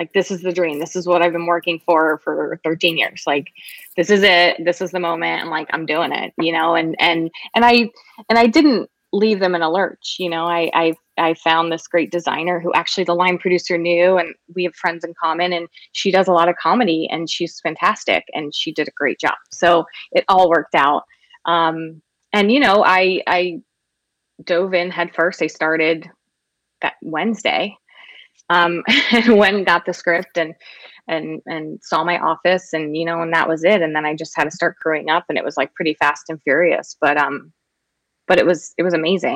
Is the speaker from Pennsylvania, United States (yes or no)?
yes; Philadelphia, Pennsylvania, United States; I'm from Philly